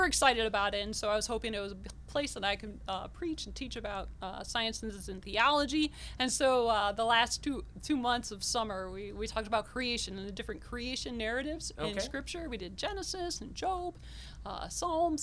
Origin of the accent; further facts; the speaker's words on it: Detroit, Michigan, United States; also born or lived in Massillon, Ohio; now in Columbiana, United States; I come from the Detroit area